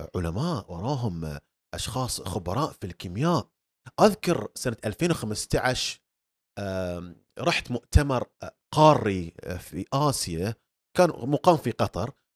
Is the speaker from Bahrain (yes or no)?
yes; Bahrain; عندنا في البحرين